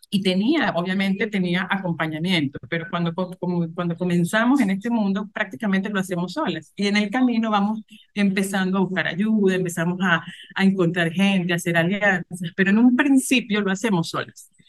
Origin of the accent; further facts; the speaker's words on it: Venezuela; moved away as an adult; also born or lived in Colombia; now in Cuenca, Ecuador; soy venezolana, emigré en el 2018, estuve cuatro, meses, cuatro años en Colombia y ya desde junio del año pasado estoy acá. estoy acá en Cuenca, Ecuador.